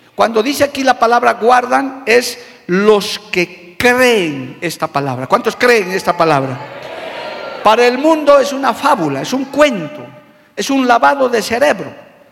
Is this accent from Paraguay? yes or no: no; Bolivia; Nosotros por ahora somos ciudadanos bolivianos, vivimos en esta tierra